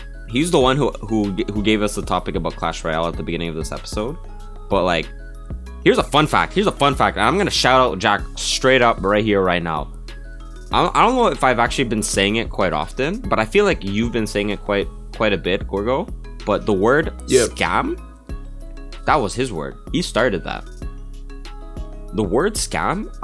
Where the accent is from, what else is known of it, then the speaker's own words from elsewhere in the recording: Canada; I'm Canadian